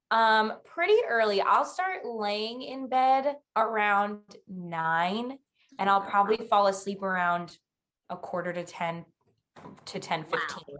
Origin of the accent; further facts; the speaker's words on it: Long Island, New York, United States; I am 24 and I'm also from Long Island.